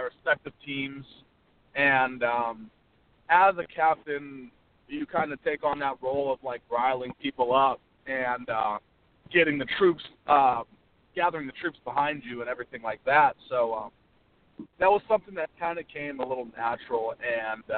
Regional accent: Arizona, United States; moved away as an adult; now in Massachusetts, United States; I'm from Arizona

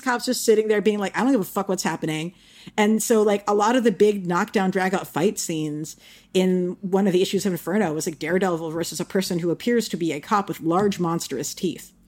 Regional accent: New York City, New York, United States; as a New Yorker

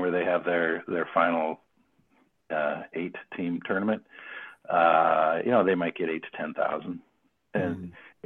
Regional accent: Oregon, United States; moved away as an adult; also born or lived in Portland, Oregon; now in Canada; where I grew up in Oregon

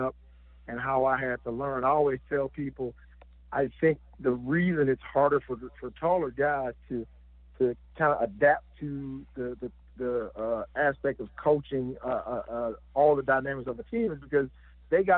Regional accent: Mississippi, United States; moved away as an adult; My home state where I'm from, you know, not far from where I was born and, you know, close to my mom. Just a lot of things that emotionally I'm attached to in Mississippi

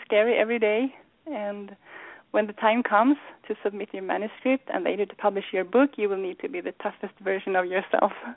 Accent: Sweden; moved away as an adult; now in United States; growing up in Sweden and arriving in the U.S.

